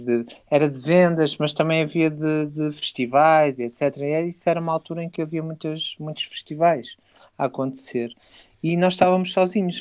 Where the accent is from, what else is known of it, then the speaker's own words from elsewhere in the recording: Porto, Norte, Portugal; now in Alentejo, Portugal; eu sou do Porto, atenção, mas já moro cá há muito tempo e já, e já me considero de cá quase.